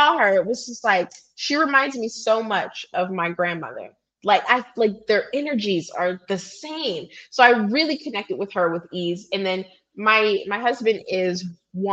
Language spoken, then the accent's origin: English; Pittsburgh, Pennsylvania, United States; moved away as an adult; also born or lived in California / Los Angeles; now in Enugu, Nigeria; I was born and raised in Pittsburgh, PA